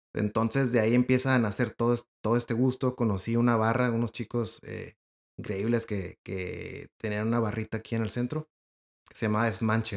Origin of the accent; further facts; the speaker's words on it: Ensenada, Baja California, Mexico; now in Monterrey, Mexico; soy de Ensenada.